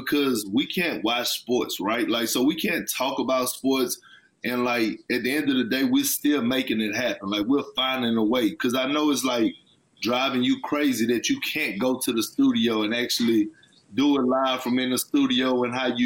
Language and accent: English; Texas, United States; I'm from Texas